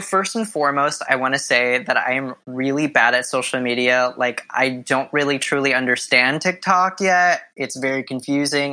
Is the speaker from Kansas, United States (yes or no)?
no; Southern California, United States; moved away as an adult; now in New York City, United States; I grew up in Southern California, born and raised